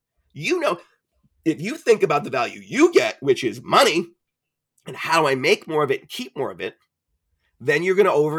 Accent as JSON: {"language": "English", "country": "Ireland", "said": "And my answer always is, I'm Irish, is very articulate."}